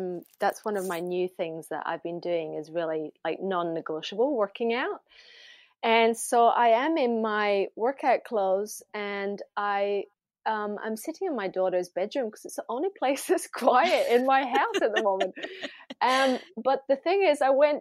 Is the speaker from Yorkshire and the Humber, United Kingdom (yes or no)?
no; Glasgow, Scotland, United Kingdom; moved away; I grew up in Glasgow